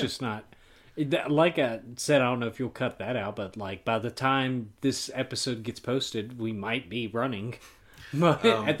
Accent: North Carolina, United States; you can tell we're from North Carolina by now. Mm. If it wasn't obvious from the accents.

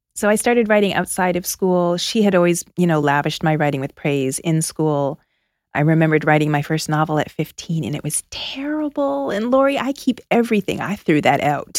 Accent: outside of Toronto, Ontario, Canada; moved away as an adult; also born or lived in Philadelphia; now in United States; I grew up outside of Toronto.

